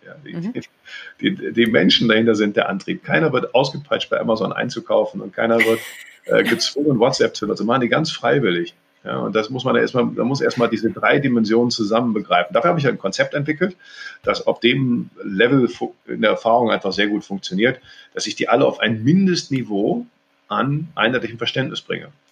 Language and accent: German; North Rhine-Westphalia, Germany; also born or lived in Cologne; ich bin Rheinländer, durch und durch hier geboren, lebe seit Jahren in Köln